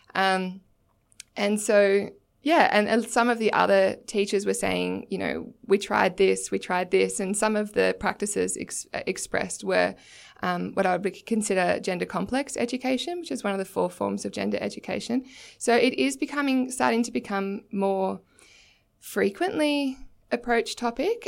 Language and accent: English; Torquay, Victoria, Australia; I'm from Torquay in Victoria